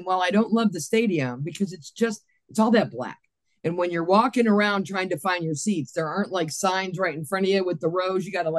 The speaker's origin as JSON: {"language": "English", "town": "Cleveland", "region": "Ohio", "country": "United States", "tie": "born or raised there", "also_born_or_lived": "Pittsburgh, Pennsylvania (parents' origin)", "said": "My parents were from there. So while I was raised in a Pittsburgh household, I moved to Cleveland when I was 9, and my dad said I had to be a Browns fan because this was going to be my hometown. I wasn't raised in Pittsburgh."}